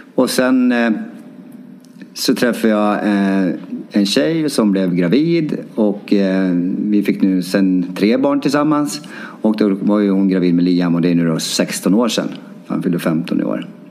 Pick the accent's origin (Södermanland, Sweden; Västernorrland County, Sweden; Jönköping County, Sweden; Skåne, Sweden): Västernorrland County, Sweden; Timrå; moved away as an adult; now in Stockholm, Sweden; även hemma i Timrå